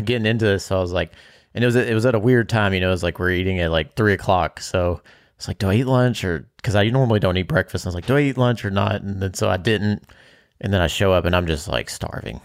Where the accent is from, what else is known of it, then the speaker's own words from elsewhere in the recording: Bardstown, Kentucky, United States; growing up in Bardstown, you have deer and, or venison, and that's a staple